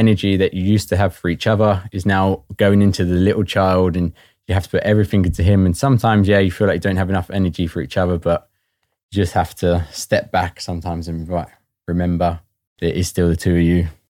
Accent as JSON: {"language": "English", "town": "Watford", "region": "East of England", "country": "United Kingdom", "moved": "as an adult", "lives_now": "Northern Ireland, United Kingdom", "said": "I'm originally from Watford and moved over to Northern Ireland around four and a half years ago."}